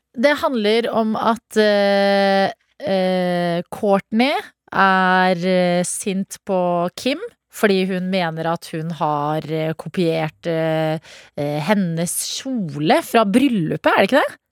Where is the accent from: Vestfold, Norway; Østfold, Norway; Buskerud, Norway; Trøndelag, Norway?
Østfold, Norway; Sarpsborg; jeg er fra Sarpsborg